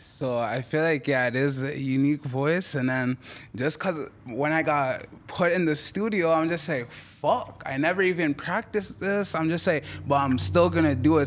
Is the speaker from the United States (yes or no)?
no; Toronto, Ontario, Canada; first language French; English is a second language; also born or lived in Montreal; actually born in Montreal, right? And then I moved to Toronto, eh, at three